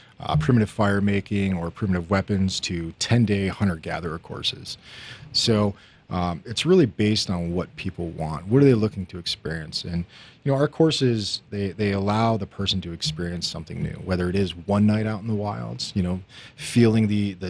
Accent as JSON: {"language": "English", "town": "Highlands Ranch", "region": "Colorado", "country": "United States", "tie": "born or raised there", "said": "I grew up in Highlands Ranch, not too far from here, but when Highlands Ranch was about, you know, 50 homes."}